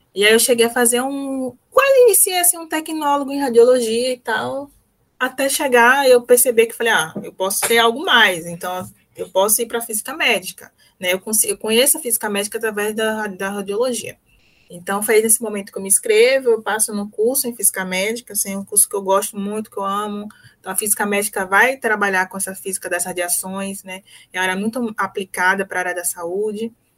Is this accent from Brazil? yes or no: yes; Salvador, Bahia, Brazil